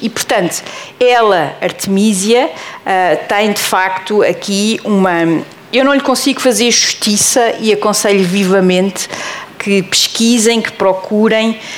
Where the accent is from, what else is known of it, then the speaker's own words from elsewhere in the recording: Portugal; eu sei bem que estou em Portugal e sou portuguesa